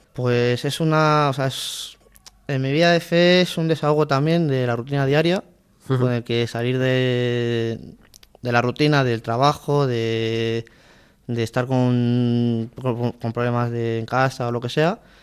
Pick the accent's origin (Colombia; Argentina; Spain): Spain; Alcorcón, Community of Madrid; mi pueblo de Alcorcón